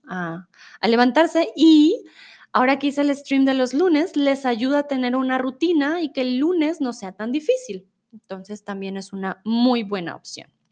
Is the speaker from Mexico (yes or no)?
no; Colombia; soy de Colombia